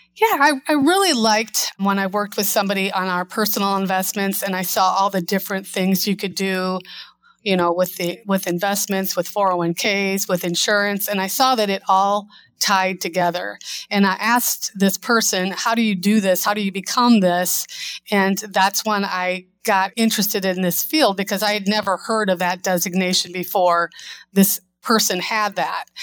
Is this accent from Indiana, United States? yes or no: yes; Northwest Indiana, United States; also born or lived in Chicago; I moved back to my hometown, and working and commuting from Northwest Indiana to Chicago